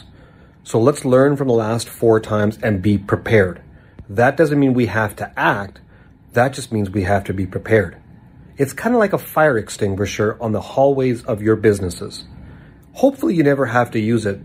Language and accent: English; Calgary, Alberta, Canada; here in my hometown of Calgary, Alberta